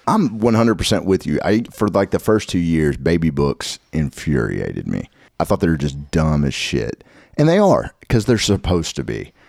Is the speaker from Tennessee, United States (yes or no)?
yes; Nashville, Tennessee, United States; also born or lived in Madison, Tennessee; also from Nashville, reside in Madtown